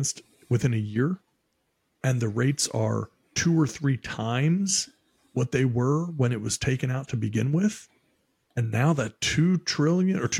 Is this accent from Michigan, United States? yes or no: no; Maryland, United States; moved away; I'm from Maryland originally